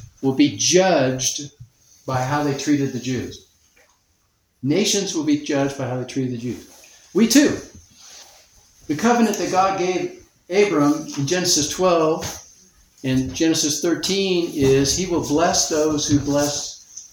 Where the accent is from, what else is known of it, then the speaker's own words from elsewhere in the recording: United States; we're Americans